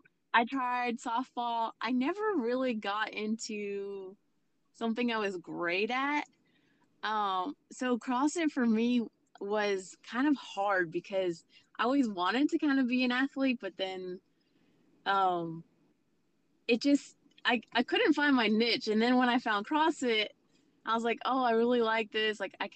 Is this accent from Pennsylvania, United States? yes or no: yes; Pennsylvania, United States; moved away; I I grew up in Pennsylvania, so that's my hometown.